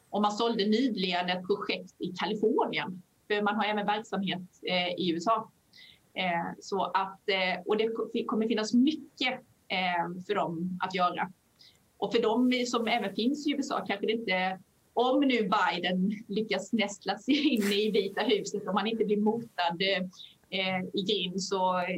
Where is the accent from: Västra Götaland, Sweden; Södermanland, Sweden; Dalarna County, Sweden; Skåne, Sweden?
Skåne, Sweden; accent: Skånska; Men det, vi sitter ju i Skåne, så det kanske är Eolos vind. Förlåt min skånska för den som lyssnar.